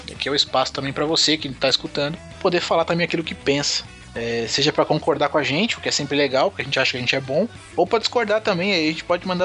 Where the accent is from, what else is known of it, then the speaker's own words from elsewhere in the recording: Guarulhos, São Paulo, Brazil; e. Bom, eu tô sempre aqui em Guarulhos, né?